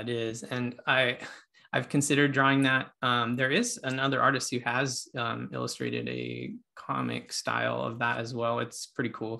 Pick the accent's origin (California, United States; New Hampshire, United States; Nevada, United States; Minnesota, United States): Nevada, United States; I was raised in Nevada